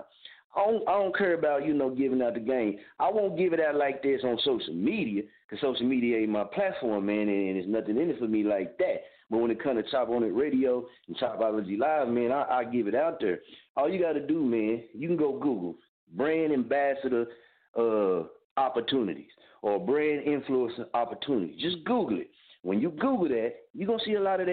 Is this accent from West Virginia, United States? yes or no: no; Muskogee, Oklahoma, United States; now in Wichita, United States; I'm from Muskogee, Oklahoma. I reside in Wichita, Kansas